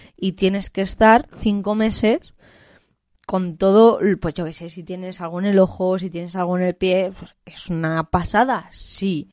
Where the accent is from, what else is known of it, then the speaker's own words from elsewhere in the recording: Spain; en mi país, es que a día de hoy yo creo que eso en España es impensable